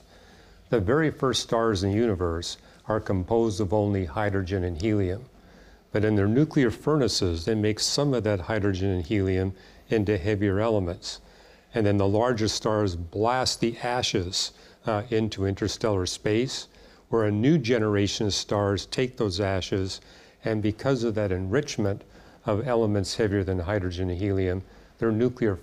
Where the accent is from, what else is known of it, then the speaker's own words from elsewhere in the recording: Vancouver, British Columbia, Canada; I grew up in Vancouver.